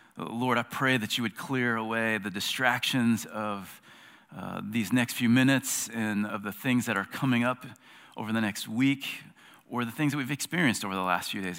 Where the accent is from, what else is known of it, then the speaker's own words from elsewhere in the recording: South Carolina, United States; I'm an American. I'm a South Carolinian